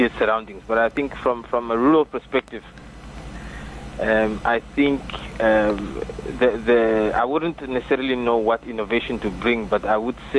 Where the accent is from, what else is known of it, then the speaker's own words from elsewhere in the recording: Namibia; I'm Namibian